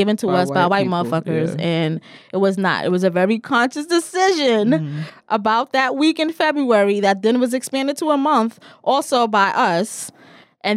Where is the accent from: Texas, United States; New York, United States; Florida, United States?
New York, United States; New York City; I'm from the Bronx